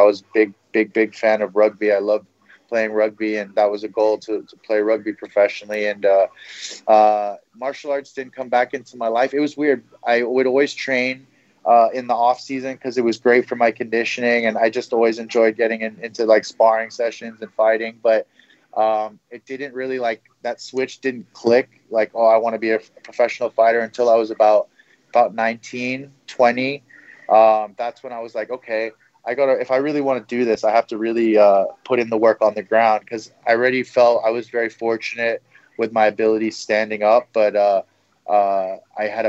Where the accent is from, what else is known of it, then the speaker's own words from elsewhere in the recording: Hong Kong; moved away as an adult; born and raised in Hong Kong